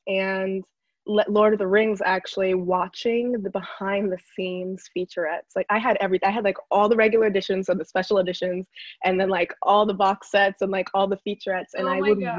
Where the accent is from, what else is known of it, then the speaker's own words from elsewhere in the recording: New York City, New York, United States; also born or lived in Connecticut; i went through like a lot of identity issues growing up because we're from the Bronx